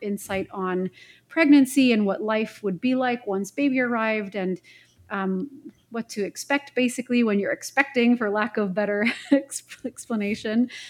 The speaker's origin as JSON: {"language": "English", "town": "Montreal", "region": "Quebec", "country": "Canada", "tie": "born or raised there", "also_born_or_lived": "Vancouver, British Columbia", "moved": "as an adult", "said": "I'm born and raised in Montreal, Quebec, Canada"}